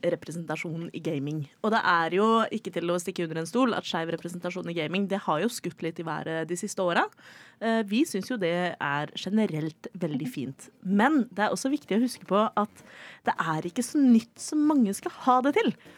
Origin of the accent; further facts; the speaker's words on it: Oslo, Norway; er jeg fra Oslo